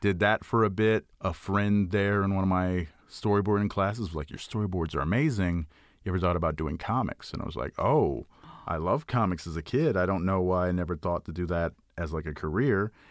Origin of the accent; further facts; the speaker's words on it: Houston, Texas, United States; I grew up in Houston, Texas